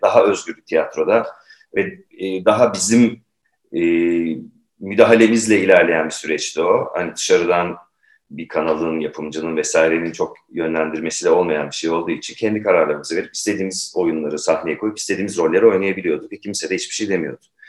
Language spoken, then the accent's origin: Turkish; Turkey; bir Türk olarak.